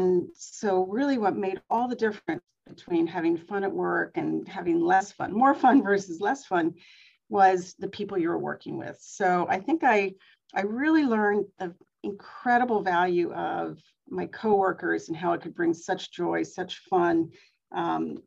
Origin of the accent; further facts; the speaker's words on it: Pennsylvania, United States; I grew up in Pennsylvania on a farm